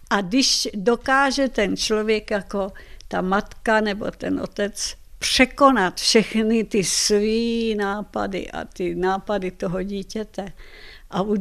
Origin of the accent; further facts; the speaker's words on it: Czechia; já jsem Češka Slovanka, já jsem nechtěla, nechci žít v Madridu.